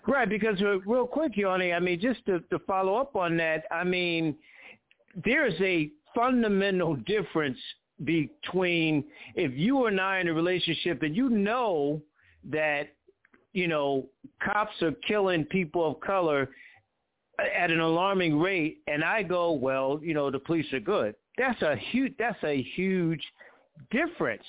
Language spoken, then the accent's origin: English; Connecticut, United States; I'm from Connecticut.